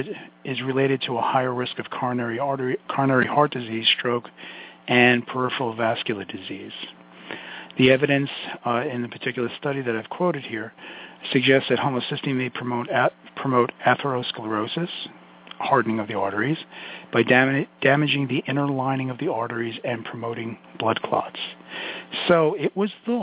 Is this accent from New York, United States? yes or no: yes; New York City, New York, United States; accent: Brooklyn; my Brooklyn accent